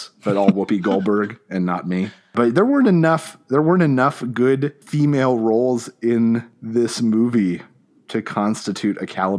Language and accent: English; Central Florida, United States; growing up in Central Florida